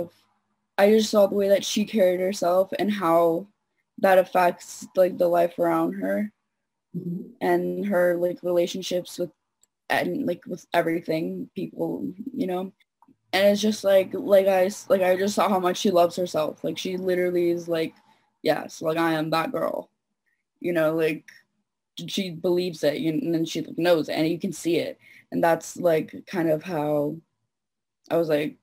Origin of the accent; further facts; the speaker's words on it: Toronto, Ontario, Canada; I'm 18. I'm from Toronto